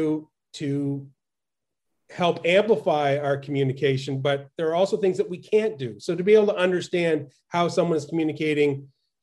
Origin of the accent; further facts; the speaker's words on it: Fredericton, New Brunswick, Canada; moved away as an adult; now in United States; I grew up in Eastern Canada in a town called Fredericton